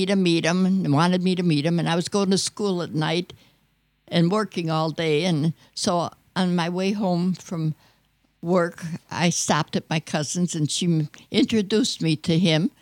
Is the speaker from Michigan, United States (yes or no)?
yes; Detroit, Michigan, United States; also born or lived in Schenectady, New York; I was born in New York, in Schenectady, New York, but I came here when I was about 9 months old, and I was raised in Detroit near the Plymouth factory there, and I lived there till I got married.